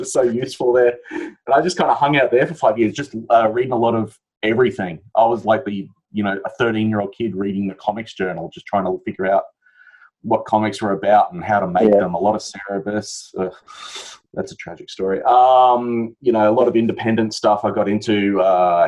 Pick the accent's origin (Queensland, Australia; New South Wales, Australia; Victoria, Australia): Queensland, Australia; Brisbane; me growing up, especially in Brisbane